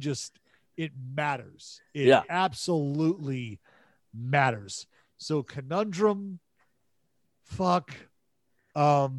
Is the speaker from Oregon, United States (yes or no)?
no; Northern California, United States; moved away; I'm from NorCal, this is why I use the word hella